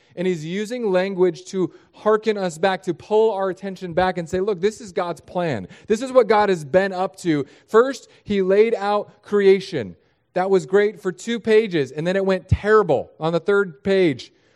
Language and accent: English; San Diego, California, United States; now in Florida, United States; I was born in San Diego.